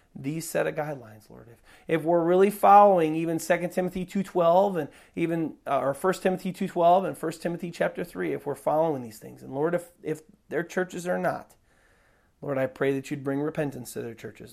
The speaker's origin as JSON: {"language": "English", "country": "United States", "said": "I'm an American, and this is what I see here in my country"}